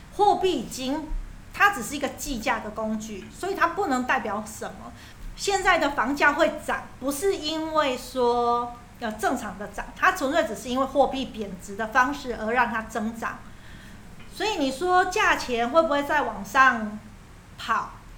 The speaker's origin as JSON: {"language": "Chinese", "country": "Taiwan", "said": "我们台湾人都很担心说，我一直租房子"}